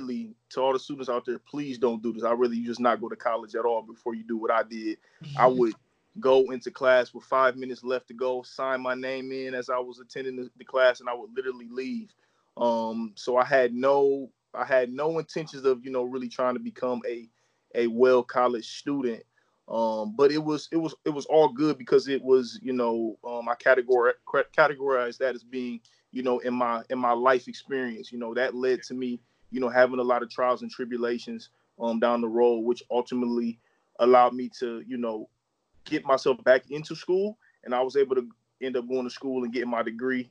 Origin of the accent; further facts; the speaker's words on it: Akron, Ohio, United States; also born or lived in Copley, Ohio; Born and raised in Akron, Ohio, hometown of LeBron James. Akron is what I know, man. Been here literally my whole life, born and raised here